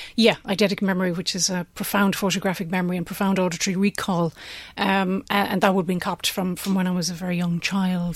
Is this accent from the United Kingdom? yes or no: no; County Limerick, Munster, Ireland; moved away as an adult; also born or lived in United States; Originally from, uh, the middle of nowhere in County Limerick